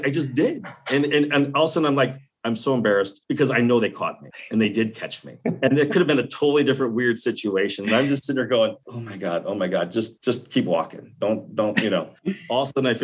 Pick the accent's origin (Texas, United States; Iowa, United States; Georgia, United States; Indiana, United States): Iowa, United States; Guttenberg; moved away; Coming from Iowa, from a very small little dinky town, which I love to death